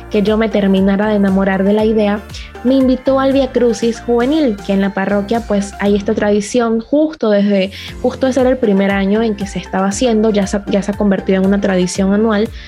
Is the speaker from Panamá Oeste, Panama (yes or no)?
yes; La Chorrera, Panamá Oeste, Panama; yo soy de Panamá, de la parroquia San Francisco de Paula, que queda en el distrito de La Chorrera